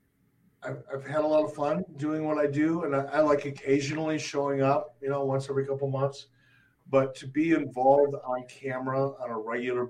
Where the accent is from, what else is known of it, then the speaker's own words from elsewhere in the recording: Detroit, Michigan, United States; also born or lived in Cave Creek, Arizona; now in Wyoming, United States; growing up in Detroit